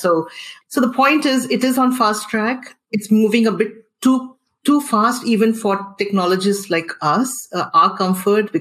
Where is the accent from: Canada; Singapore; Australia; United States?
Singapore; I am a Singaporean